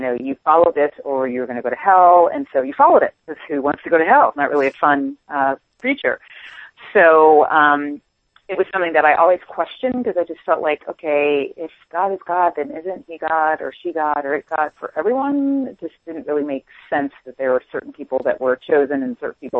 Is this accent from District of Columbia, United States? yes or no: yes; Washington, District of Columbia, United States; I grew up on the East Coast in Washington, D.C.